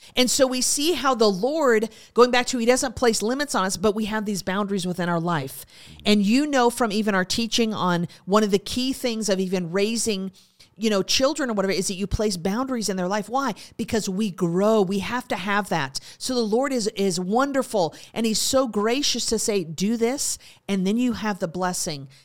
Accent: United States; As Americans

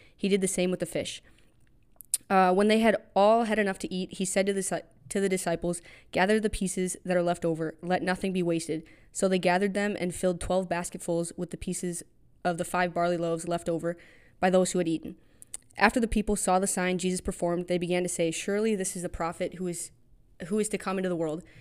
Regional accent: Wisconsin, United States; also born or lived in Minnesota; now in Iowa, United States; I grew up in Wisconsin, but I live in Iowa now

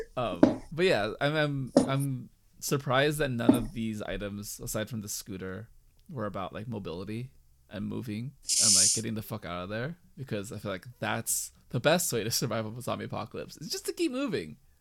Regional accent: United States; also born or lived in California

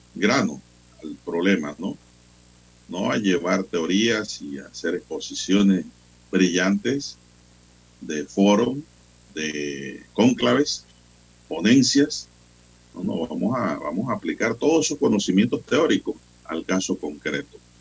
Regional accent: San Miguelito, Panama; cuando éramos niños en San Miguelito

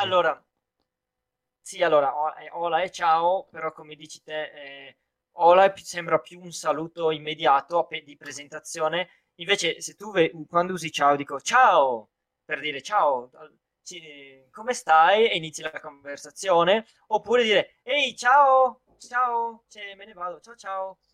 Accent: Italy; da noi letteralmente puoi, puoi, parlare a gesti

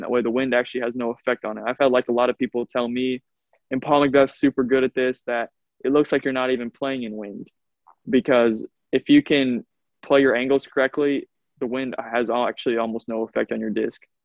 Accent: Iowa, United States; I'm from Iowa.

